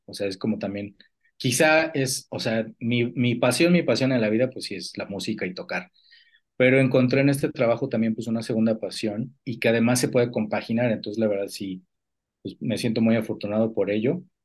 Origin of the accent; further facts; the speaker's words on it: Mexico City, Mexico; somos originarios de la Ciudad de México